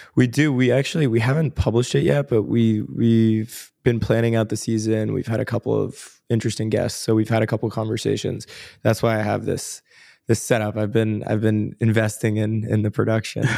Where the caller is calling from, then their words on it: New York, United States; I'm calling in from New York, downtown New York. So, uh, in Tribeca right now.